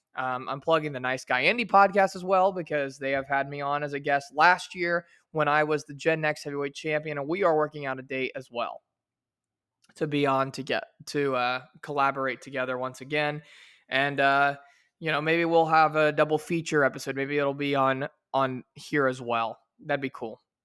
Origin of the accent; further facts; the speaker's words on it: Versailles, Indiana, United States; also born or lived in Shreveport, Louisiana; my hometown where I was born and raised of Versailles, Indiana